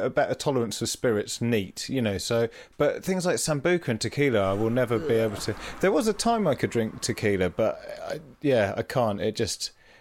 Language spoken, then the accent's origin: English; Leicester, East Midlands, United Kingdom; where I grew up in Leicester